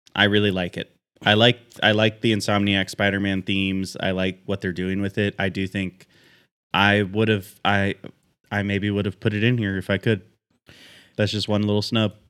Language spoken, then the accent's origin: English; Pacific Northwest, United States; as a Pacific Northwest boy